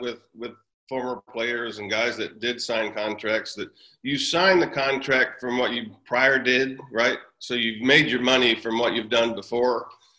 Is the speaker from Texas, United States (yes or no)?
yes; Houston, Texas, United States; born or raised there